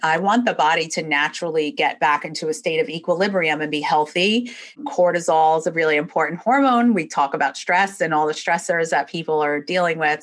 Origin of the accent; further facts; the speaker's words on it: New York, United States; moved away as an adult; now in Florida, United States; originally I'm from New York. That will definitely come out and you'll hear it as I'm speaking. But I've been down here in Florida since 1997.